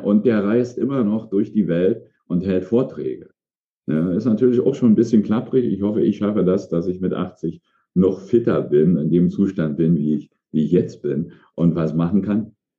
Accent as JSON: {"language": "German", "region": "East Germany", "country": "Germany", "tie": "born or raised there", "moved": "as an adult", "said": "Ich komm, also sozialisiert im, im Osten, damals in der ehemaligen DDR"}